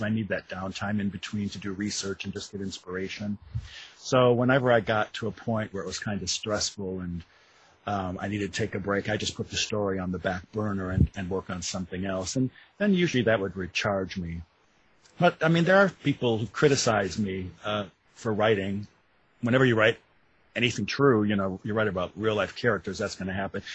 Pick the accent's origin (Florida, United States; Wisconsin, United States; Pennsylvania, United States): Wisconsin, United States; moved away as an adult; now in Louisville, United States; I live in Louisville, Kentucky. I'm not uh, a native. I'm from Wisconsin originally. I moved to Louisville in the 90s to go to graduate school